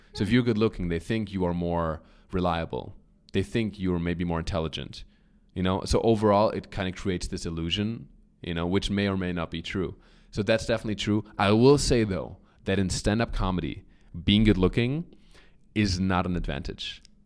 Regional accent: Germany; accent: German; English is a second language; moved away; I grew up in Germany

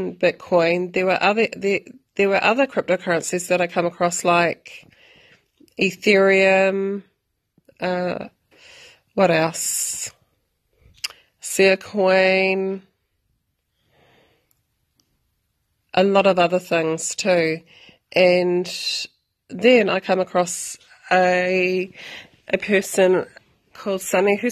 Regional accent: New Zealand; I am from New Zealand.

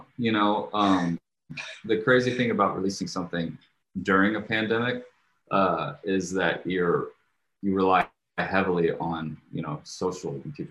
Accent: Jakarta, Indonesia; I guess I grew up overseas. I grew up in Indonesia, and I lived in Jakarta, Indonesia.

